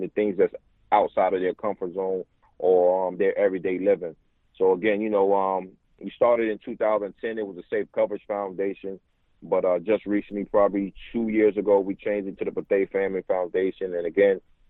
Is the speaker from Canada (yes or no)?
no; Newport News, Virginia, United States; moved away as an adult; also born or lived in Indianapolis / San Francisco / Arizona / New York; my hometown, Newport News, Virginia